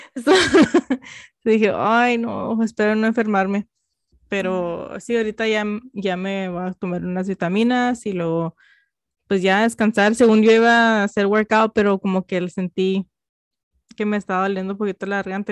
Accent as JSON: {"language": "Spanish", "country": "United States", "tie": "born or raised there", "first_language": "Spanish", "said": "somos Mexican American, somos mexicanas americanas"}